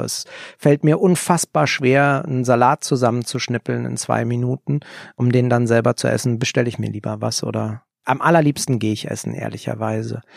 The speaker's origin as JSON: {"language": "German", "region": "Berlin", "country": "Germany", "tie": "born or raised there", "said": "Ich bin in Kreuzberg am Schlesischen Tor groß geworden"}